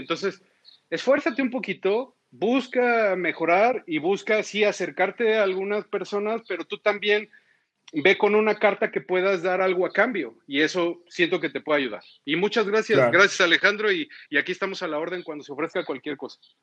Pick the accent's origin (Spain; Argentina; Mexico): Mexico; como mexicanos